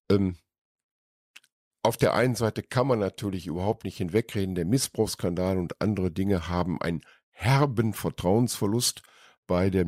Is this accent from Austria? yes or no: no; Mülheim an der Ruhr, North Rhine-Westphalia, Germany; moved away as an adult; also born or lived in Cologne; now in Lindlar, Germany; Nein, ich bin nicht Düsseldorfer. Ich komme gebürtig aus dem Ruhrgebiet. Woher? Ja, aus Mülheim